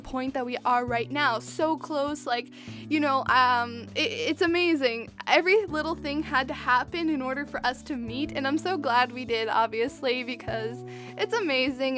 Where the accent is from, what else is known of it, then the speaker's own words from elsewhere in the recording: Western Canada, Canada; I'm from Western Canada